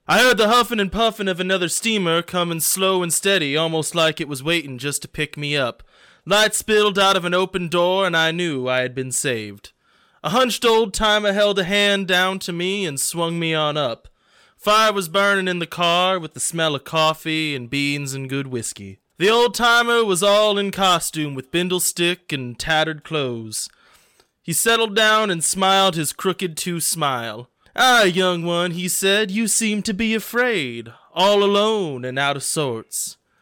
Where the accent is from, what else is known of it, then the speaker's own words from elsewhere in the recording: Indiana, United States; I'm from Indiana